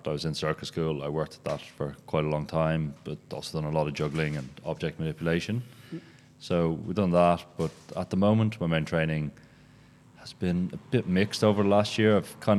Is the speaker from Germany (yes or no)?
yes; Berlin, Germany; So at the moment, we're based in Berlin. That's my hometown.